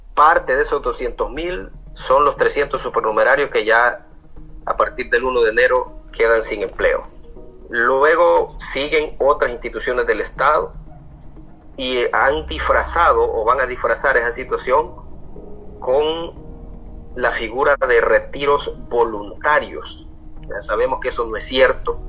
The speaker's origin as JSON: {"language": "Spanish", "country": "El Salvador", "said": "como salvadoreños"}